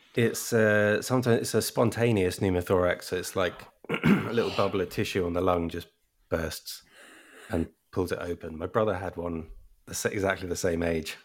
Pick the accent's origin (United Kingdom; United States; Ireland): United Kingdom; Brighton, South East England; born or raised there; accent: English